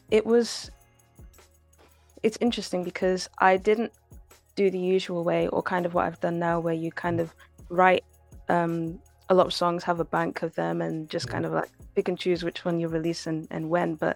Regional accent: DR Congo; like we listen to a lot of music in Lingala because we're Congolese.

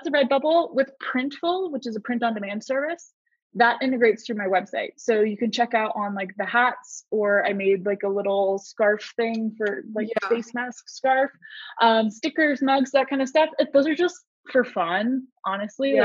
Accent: Southern California, United States; I'm from Southern California

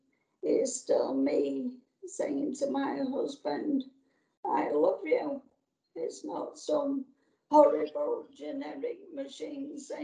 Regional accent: Yorkshire and the Humber, United Kingdom; accent: Yorkshire; My Yorkshire accent is something that I'm proud of. Apparently, I'm less Yorkshire now than I was when my voice was normal, we'll say.

